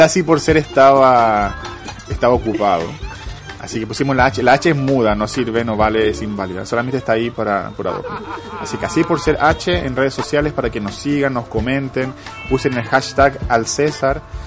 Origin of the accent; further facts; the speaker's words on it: Santiago, Santiago Metropolitan Region, Chile; now in Margate, United Kingdom; soy de Pudahuel